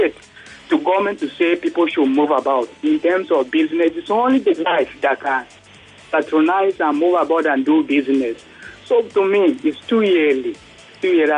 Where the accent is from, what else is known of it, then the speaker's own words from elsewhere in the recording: Nigeria; also born or lived in Lekki; We Nigerians